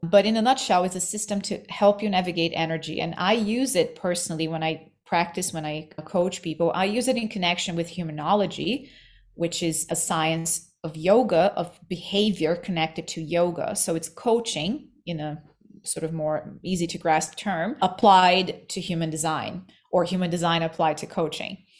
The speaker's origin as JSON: {"language": "English", "region": "Rio de Janeiro", "country": "Brazil", "tie": "born or raised there", "also_born_or_lived": "New York", "moved": "as an adult", "said": "I was born in Rio, in Brazil, and New York. I moved to New York as a young adult."}